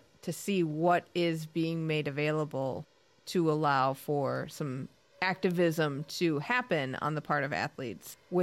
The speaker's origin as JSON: {"language": "English", "country": "United States", "said": "We're both American"}